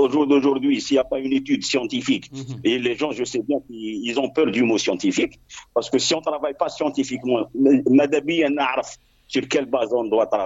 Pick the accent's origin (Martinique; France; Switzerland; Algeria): Algeria; chez nous en Algérie